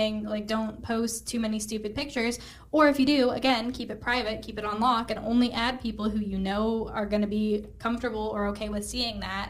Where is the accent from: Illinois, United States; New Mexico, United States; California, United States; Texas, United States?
New Mexico, United States; Albuquerque; moved away as an adult; now in Charlotte, United States; I'm from Albuquerque, New Mexico. My husband and I moved to Charlotte at the end of April, beginning of May